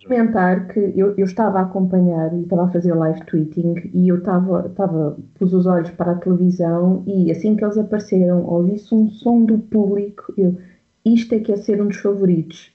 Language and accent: Portuguese; Portugal; eu sou portuguesa